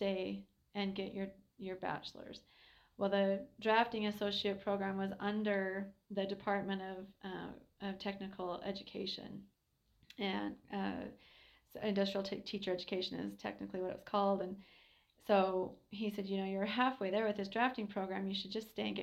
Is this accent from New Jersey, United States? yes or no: no; Helper, Utah, United States; I'm a local kid. I grew up in Helper and went to Sally Morrow, Helper Junior High, Carbon High